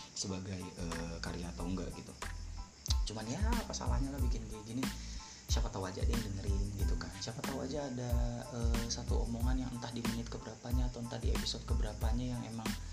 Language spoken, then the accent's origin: Indonesian; Cirebon, West Java, Indonesia